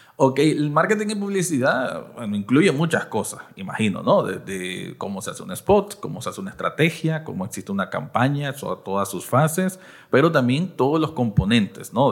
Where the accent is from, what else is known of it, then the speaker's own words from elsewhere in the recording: Managua, Nicaragua; Yo soy del Distrito dos de Managua